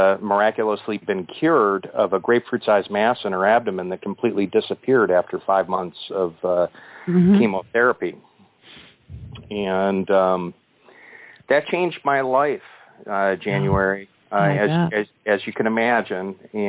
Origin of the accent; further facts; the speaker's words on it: Cleveland, Ohio, United States; I was born and raised here in Cleveland, Ohio. Actually, in a small town right next to the small town where I currently live, which is Chagrin Falls.